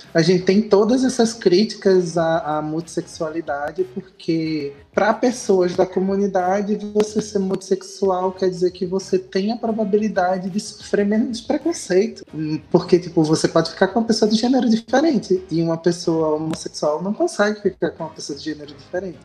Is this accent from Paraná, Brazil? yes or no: no; Pernambuco, Brazil; now in Fortaleza, Brazil; eu sou pernambucano